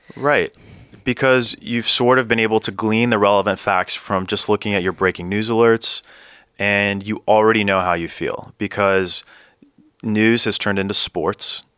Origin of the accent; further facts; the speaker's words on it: Central Valley of California, United States; the district where I grew up in Central Valley of California